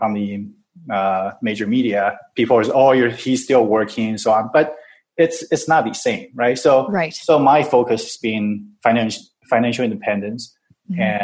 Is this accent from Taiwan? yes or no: yes; Taiwan; now in Vancouver, Canada; I'm from Taiwan originally